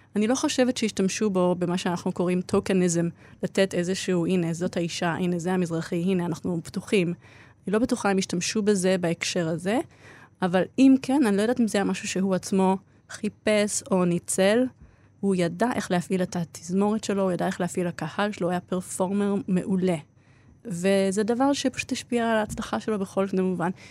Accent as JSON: {"language": "Hebrew", "country": "Israel", "tie": "born or raised there", "also_born_or_lived": "Australia"}